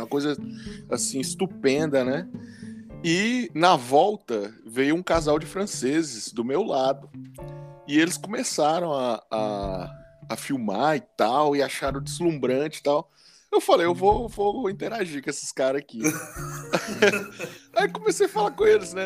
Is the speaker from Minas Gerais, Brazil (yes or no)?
yes; Montes Claros, Minas Gerais, Brazil; eu sou da, lá de Montes Claros